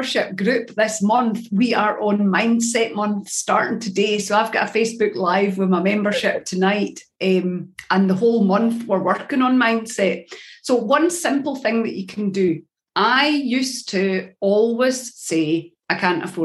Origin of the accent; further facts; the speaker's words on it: Scotland, United Kingdom; I'm a Scottish